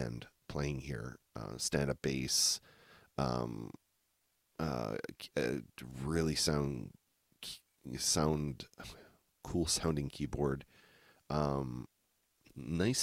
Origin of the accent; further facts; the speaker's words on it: New Brunswick, Canada; I grew up in Podunk, New Brunswick